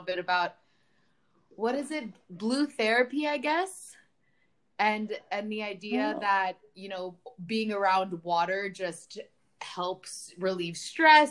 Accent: Miami, Florida, United States; now in Oregon, United States; I'm from Miami

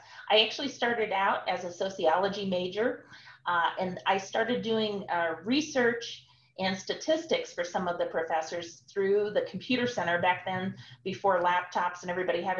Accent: Omaha, Nebraska, United States; moved away as an adult; I'm originally from Omaha, Nebraska. I grew up there.

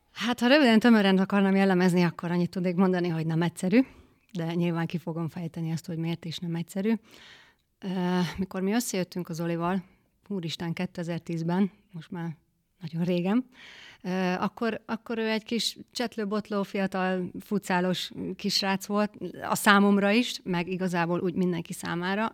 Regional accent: a village near Győr, Győr-Moson-Sopron, Hungary; moved away as an adult; now in Balogunyom, Hungary; én Győr melletti faluból származunk, és ez egy szomszéd falu

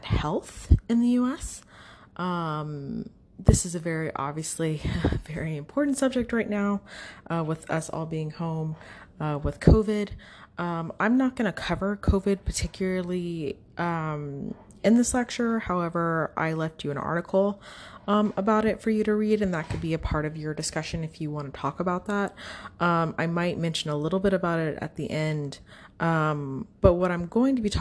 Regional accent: United States

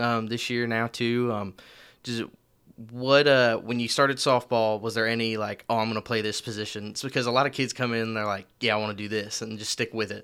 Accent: Marion, Illinois, United States; now in Owensboro, United States; I'm from Marion, Illinois

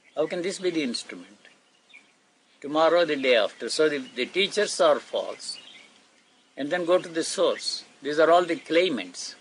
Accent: Gudiwada, Andhra Pradesh, India; The place where I grew up in Andhra is called Gudiwada.

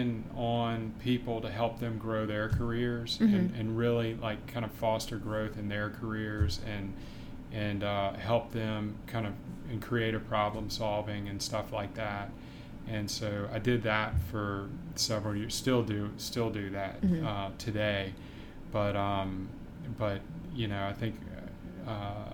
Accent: Baton Rouge, Louisiana, United States; also born or lived in Savannah; I grew up here in Baton Rouge

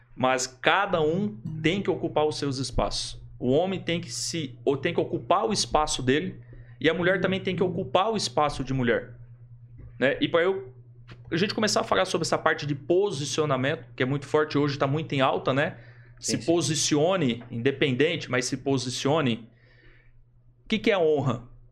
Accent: Adamantina, São Paulo, Brazil; moved away as an adult; also born or lived in Londrina, Paraná; now in Maringá, Brazil; Eu sou do interior de São Paulo. Uhum. Minha cidade natural é interior de São Paulo, Adamantina

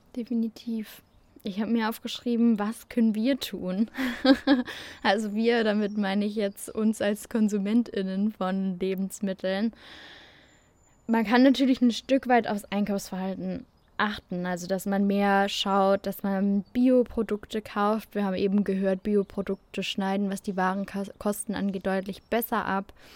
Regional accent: Germany; bei uns in Deutschland

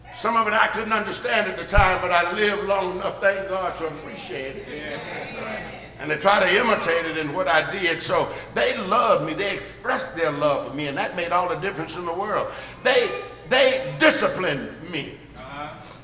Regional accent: Birmingham, Alabama, United States; I grew up in Birmingham

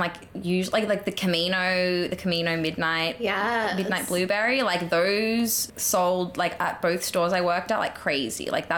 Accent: Australia; Like, you from New Zealand? I'm like, no, Australian.

